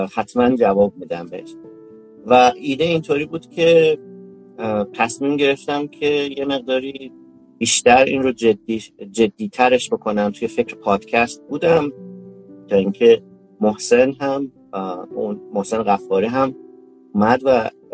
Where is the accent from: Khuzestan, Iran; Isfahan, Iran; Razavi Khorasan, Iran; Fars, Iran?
Isfahan, Iran; moved away as an adult; also born or lived in Kashan, Iran / Tehran, Iran; now in United States; متولد 1362 در اصفهان من اصلیتا اصفهانی هستم